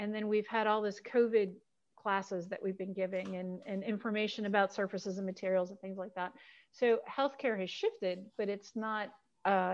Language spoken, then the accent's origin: English; Buffalo, New York, United States; I grew up in Western New York, you know, in Buffalo